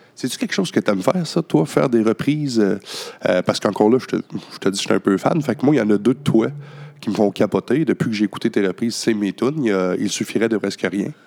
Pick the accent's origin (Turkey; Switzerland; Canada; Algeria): Canada; Baie-Comeau, Quebec; quand j'étais jeune à Bécomo